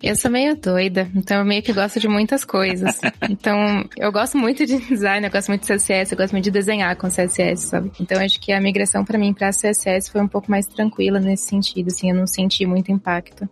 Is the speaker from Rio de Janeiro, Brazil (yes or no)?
no; Sorocaba, São Paulo, Brazil; eu sou de Sorocaba